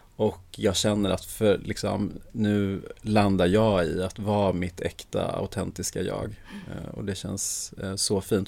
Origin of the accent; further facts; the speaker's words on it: Sweden; Jag är född i Sverige